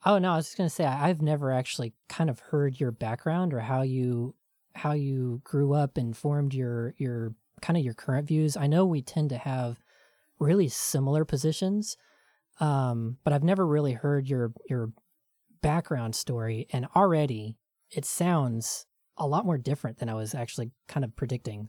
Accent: rural Tennessee, United States; where I grew up in Tennessee in rural, very, very Christian Tennessee

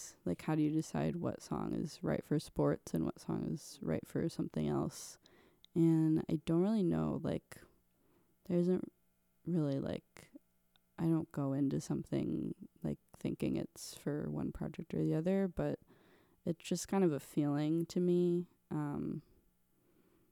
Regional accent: Montclair, New Jersey, United States; moved away; also born or lived in Ohio; I'm from New Jersey. I'm from Montclair, which is North Jersey

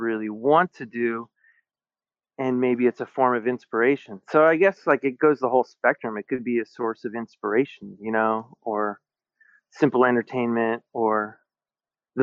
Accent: Alaska, United States; moved away as an adult; now in Seattle area, United States; I grew up in Alaska

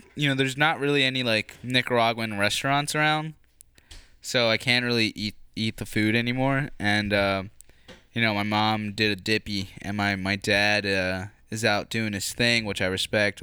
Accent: United States; I was born here

